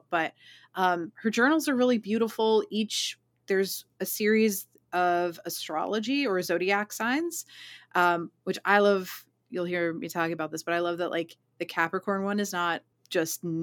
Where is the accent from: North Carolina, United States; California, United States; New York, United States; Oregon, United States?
New York, United States; New York City; Brought me back to growing up on Staten Island